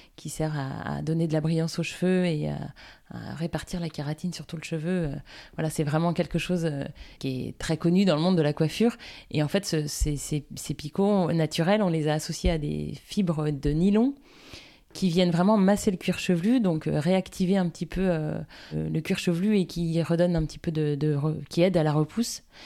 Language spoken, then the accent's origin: French; Guérande, Pays de la Loire, France; also born or lived in Nantes / Lille / Paris; Avant Nantes, j'étais pas très loin puisque j'étais guérandaise, donc sur la côte, dans un univers du coup très vert puisqu'on vivait à la campagne